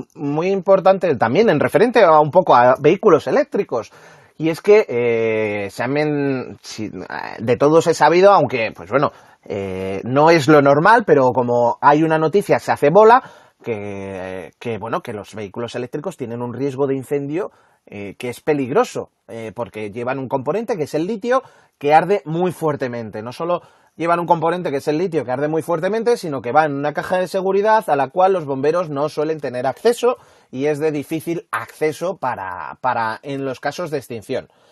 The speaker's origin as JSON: {"language": "Spanish", "town": "Madrid", "region": "Community of Madrid", "country": "Spain", "said": "en Madrid somos un poco kamikazes al volante"}